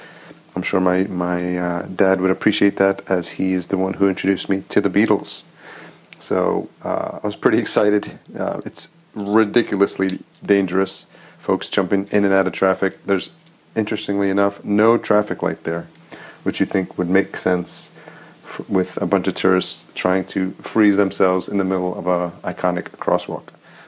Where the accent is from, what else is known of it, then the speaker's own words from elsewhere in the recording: New York, United States; Being a New Yorker, this is most definitely the Times Square of London.